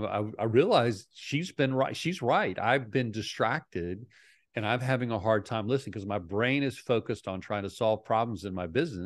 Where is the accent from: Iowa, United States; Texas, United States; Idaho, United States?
Idaho, United States; I'm from Idaho.